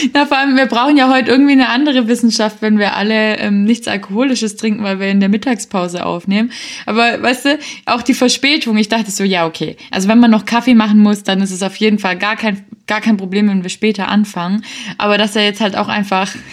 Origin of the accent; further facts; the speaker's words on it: Swabia, Baden-Württemberg, Germany; ich ein kleines Spätzle bin